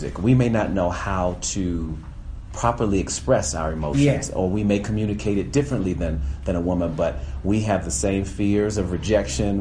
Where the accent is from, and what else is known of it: United States